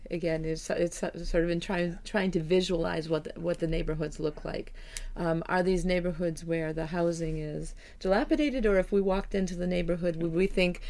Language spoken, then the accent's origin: English; United States; particularly being an American, where we have sort of a kind of a fear of refugees and a fear of foreign born.